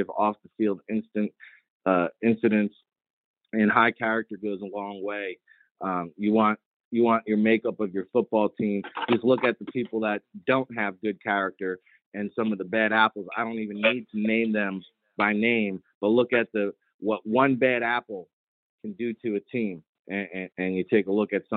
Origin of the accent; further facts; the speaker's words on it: New Jersey, United States; I'm from Jersey.